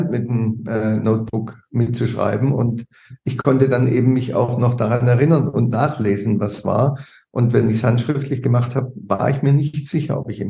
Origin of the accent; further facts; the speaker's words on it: Bad Mergentheim, Baden-Württemberg, Germany; in, in der Region äh, mhm. und in Bad Mergentheim selbst. Da habe ich über 20, 25 Jahre